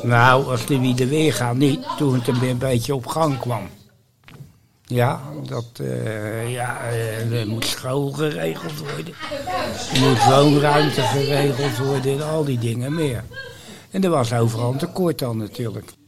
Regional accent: Rotterdam, South Holland, Netherlands; also born or lived in Barneveld; Niet geboren in Rotterdam, maar wel getogen. Getogen? Vanwege de oorlog ben ik geboren in Barneveld.

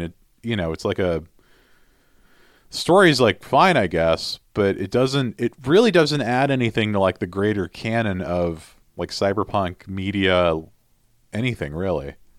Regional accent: United States; I'm also American

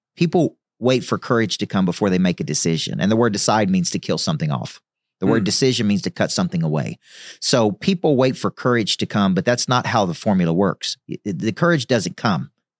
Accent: Tennessee, United States; Well, I grew up, you know, in the Bible Belt right in the middle of Tennessee. So I grew up in Church of Christ.

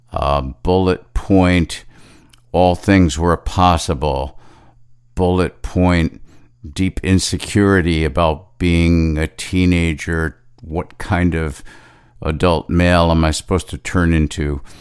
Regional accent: Long Island, New York, United States; growing up on Long Island in the late sixties, early seventies

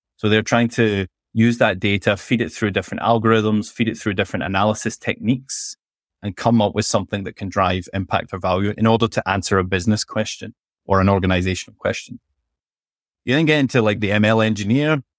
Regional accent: Scotland, United Kingdom; accent: Scottish; also born or lived in London; I'm from Scotland, as you can probably tell from my accent.

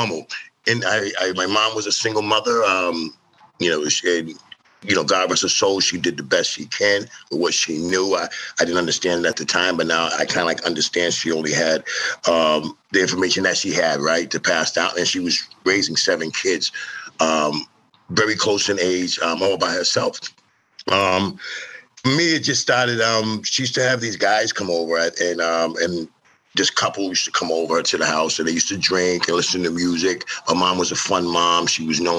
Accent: Lowell, Massachusetts, United States; I'm from Lowell, Mass. I grew up in a family. It was seven of us in a four-bedroom apartment in the projects in Lowell

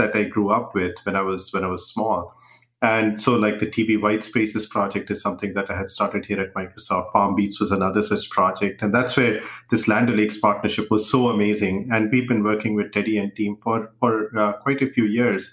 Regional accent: India; moved away; growing up, I grew up in India

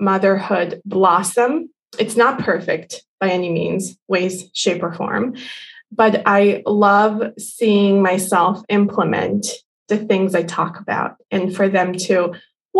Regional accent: Bosnia & Herzegovina; now in United States; I come from Bosnia.

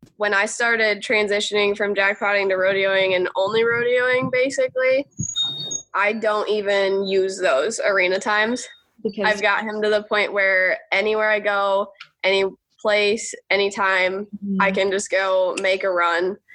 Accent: Alpena, Michigan, United States; moved away as an adult; now in Evansville, Indiana, United States; I'm from Alpena, Michigan, which okay. is like northeastern lower peninsula

